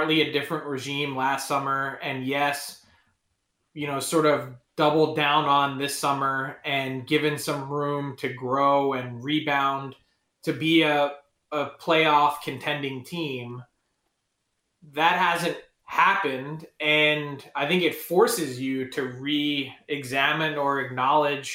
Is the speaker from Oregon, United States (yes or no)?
no; Philadelphia, Pennsylvania, United States; I'm from Philly